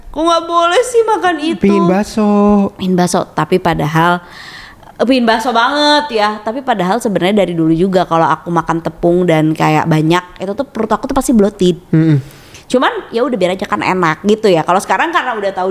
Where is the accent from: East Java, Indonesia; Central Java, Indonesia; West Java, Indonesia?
West Java, Indonesia; kita tuh mikirnya kayak sebagai orang Sunda ya kan